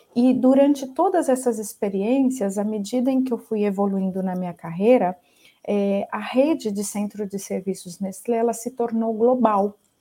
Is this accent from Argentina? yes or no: no; Ribeirão Preto, São Paulo, Brazil; Eu sou né, brasileira, sou natural de Ribeirão Preto